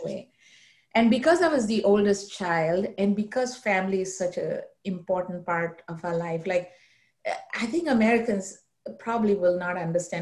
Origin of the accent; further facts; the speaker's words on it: Mumbai, Maharashtra, India; moved away; I grew up in India, uh, in the city of Mumbai